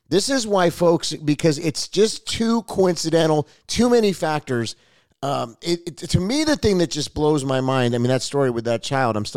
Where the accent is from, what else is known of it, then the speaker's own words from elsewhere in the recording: California, United States; I come from Southern California for many years